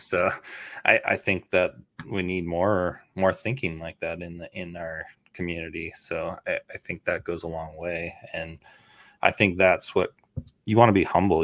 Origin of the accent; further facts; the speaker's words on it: Canada; now in United States; I grew up in Canada.